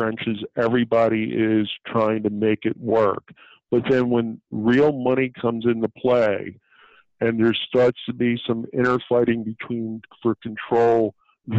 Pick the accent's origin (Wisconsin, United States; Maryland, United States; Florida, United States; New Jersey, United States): New Jersey, United States; Blackwood; I'm a kid from Blackwood who was working dollar an hour at one time